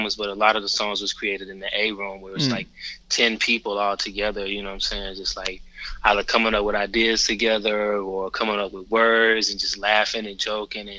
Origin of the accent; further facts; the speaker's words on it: Atlanta, Georgia, United States; we're from Atlanta. Born and raised